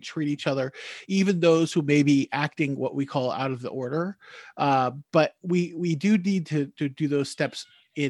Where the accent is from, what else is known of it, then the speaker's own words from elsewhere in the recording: United States; moved away as an adult; now in Newfoundland, Canada; I'm an American living in Canada. I'm living in Newfoundland